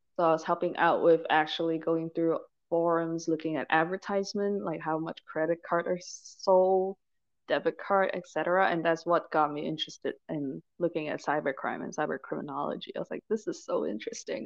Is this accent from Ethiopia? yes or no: no; Malaysia; also born or lived in Hong Kong / Michigan, United States / Cambridge, United Kingdom; now in Alabama, United States; I'm initially from I grew up in Malaysia, but I moved to okay. Hong Kong and I spent a decade in Michigan when I was studying.